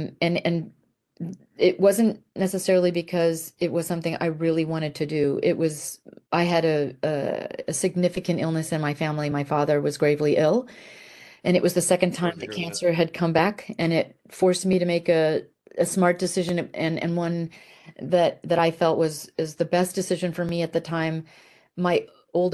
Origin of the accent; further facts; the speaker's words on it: Italy; I grew up in Italy as a military brat, and probably emphasis on the B for brat in my case